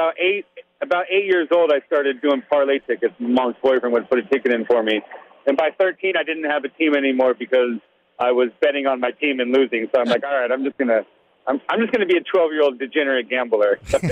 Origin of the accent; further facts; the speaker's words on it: Las Vegas, Nevada, United States; growing up in Las Vegas, Nevada